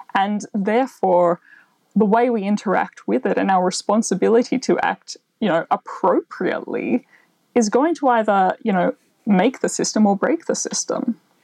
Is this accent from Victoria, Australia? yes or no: yes; Melbourne, Victoria, Australia; I grew up in Melbourne. So I had quite a, an urban upbringing